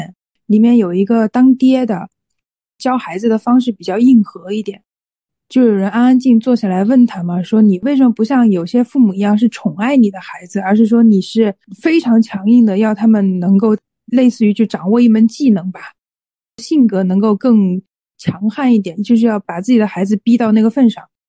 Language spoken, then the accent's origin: Chinese; Hunan, China; 作为一个湖南人。作为一个湖南人，